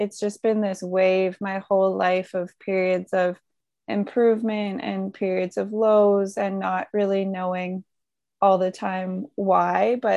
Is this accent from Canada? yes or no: yes; Creston, British Columbia, Canada; my hometown of Creston, BC